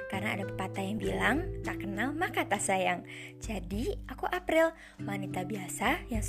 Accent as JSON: {"language": "Indonesian", "region": "Jakarta", "country": "Indonesia", "tie": "born or raised there", "said": "Aku lahir dan tinggal di Jakarta bersama dengan kedua orang tuaku dan kakak laki-lakiku"}